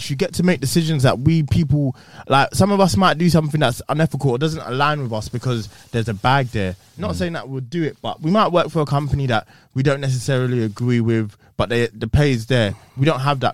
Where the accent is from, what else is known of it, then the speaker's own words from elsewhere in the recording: Essex, East of England, United Kingdom; I'm from Essex